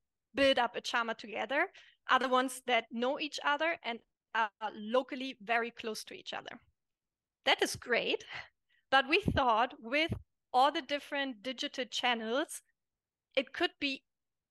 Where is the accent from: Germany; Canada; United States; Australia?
Germany; moved away as an adult; also born or lived in Italy; I'm German, growing up in Germany, we are a very individualistic country